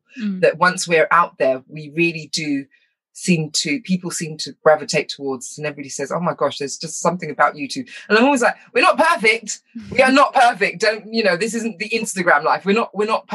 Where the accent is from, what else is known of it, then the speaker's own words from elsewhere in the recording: United Kingdom; also born or lived in Wales; I was raised here in England and in Wales